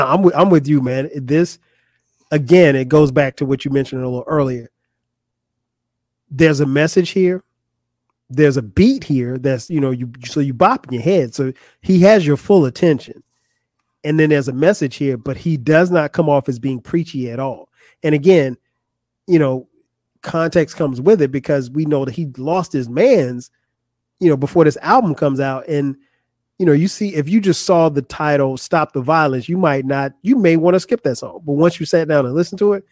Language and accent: English; Florence, South Carolina, United States; growing up in Florence, South Carolina